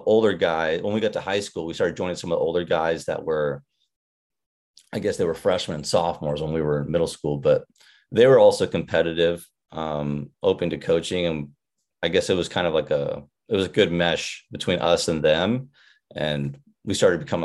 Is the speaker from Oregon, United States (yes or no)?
yes; Irrigon, Oregon, United States; I grew up in a small pocket in northeastern Oregon, a little town, farm town, pretty much called Irrigan, Oregon